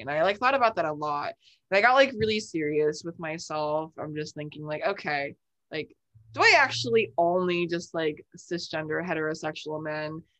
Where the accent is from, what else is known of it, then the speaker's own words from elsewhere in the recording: New Jersey, United States; moved away as an adult; now in Brooklyn, New York, United States; I'm originally from New Jersey